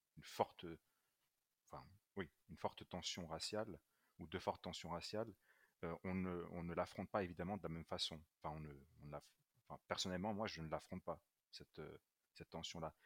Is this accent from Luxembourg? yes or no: yes; Luxembourg; moved away; also born or lived in Brussels, Belgium / France; je suis né à Bruxelles euh, d'un père italien et d'une mère éthiopienne, euh, mais j'ai fait toute ma scolarité euh, en français et particulièrement dans un lycée français. j'ai vécu principalement au Luxembourg